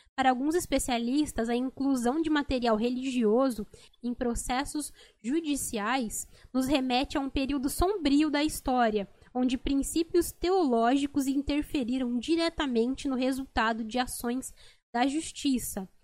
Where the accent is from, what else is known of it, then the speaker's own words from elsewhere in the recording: near Guaratinguetá, São Paulo, Brazil; de Guaratinguetá, São Paulo, próximo ali de onde eu nasci